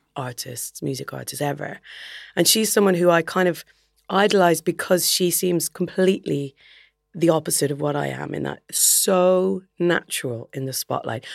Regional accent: Dublin, Leinster, Ireland; moved away as an adult; also born or lived in Belfast / England; going to Belfast, which is a two hours drive north of Dublin. So it's definitely far enough away to feel like you've moved out of home.

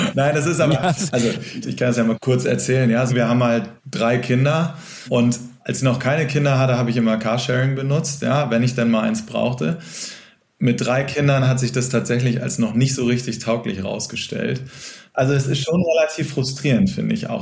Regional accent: Cuxhaven, Lower Saxony, Germany; now in Hamburg, Germany; aus meiner Heimatstadt, aus Cuxhaven

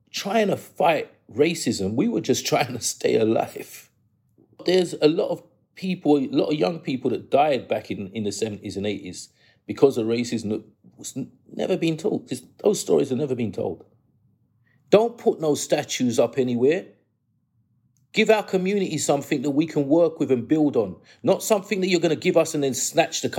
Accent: England, United Kingdom; born there; I was born in England. I want this to be taught in the schools.

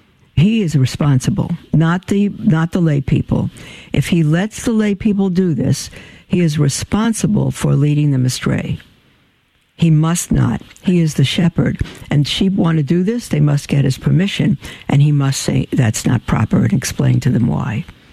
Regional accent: Tulsa, Oklahoma, United States; now in Beloit, United States; I came from Tulsa. We're in Beloit, Kansas now, and I haven't yet had experience with Catholic Charities in the Diocese of Salina.

